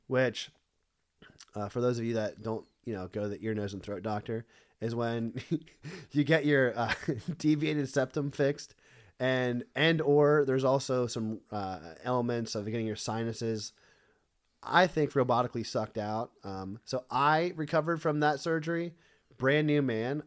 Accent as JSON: {"language": "English", "region": "Pennsylvania", "country": "United States", "said": "I'm also from Pennsylvania"}